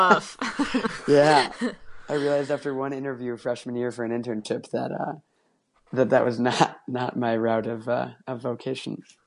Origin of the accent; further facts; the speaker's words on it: Minneapolis, Minnesota, United States; also born or lived in Mobile, Alabama; now in Chicago, United States; the school options in my hometown of Minneapolis